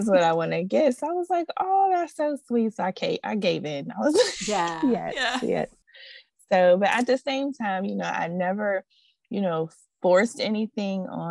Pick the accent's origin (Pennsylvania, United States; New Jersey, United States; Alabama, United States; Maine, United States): Pennsylvania, United States; Pittsburgh; moved away as an adult; now in Georgia, United States; me and my husband, we're from Pittsburgh, Pennsylvania